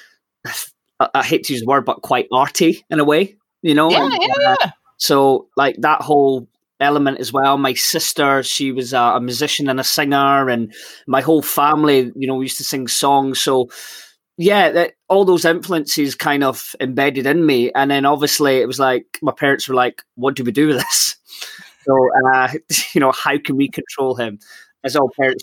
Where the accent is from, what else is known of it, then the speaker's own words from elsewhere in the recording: Edinburgh, Scotland, United Kingdom; also born or lived in London; I was brought up in Edinburgh, and it's obviously with Edinburgh Fringe, and I kind of grew up in the Royal Mile